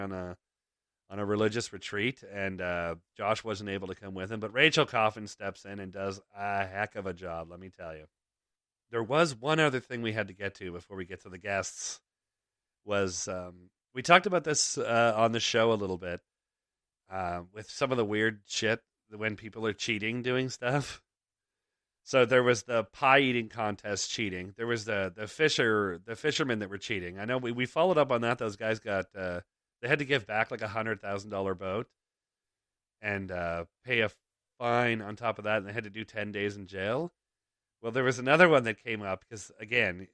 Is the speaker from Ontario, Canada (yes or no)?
yes; Toronto, Ontario, Canada; moved away; we first moved out here, because we grew up in Toronto